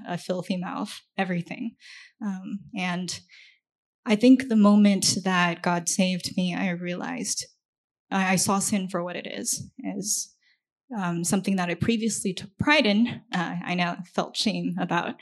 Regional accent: China; moved away; I grew up in China

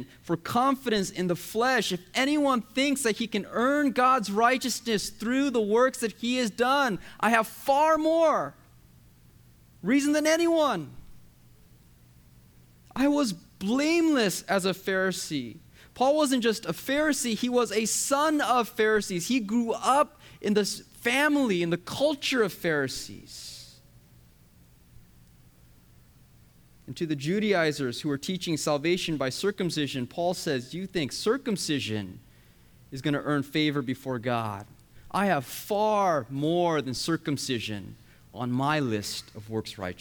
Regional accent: United States; My parents are from Korea, but I was born and raised in the USA.

